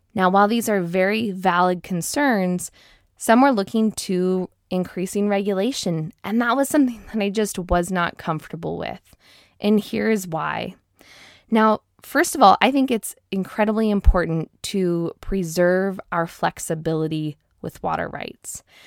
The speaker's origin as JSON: {"language": "English", "town": "Seattle", "region": "Washington", "country": "United States", "tie": "born or raised there", "moved": "as an adult", "lives_now": "Moses Lake, United States", "said": "I was born and raised in the Seattle area"}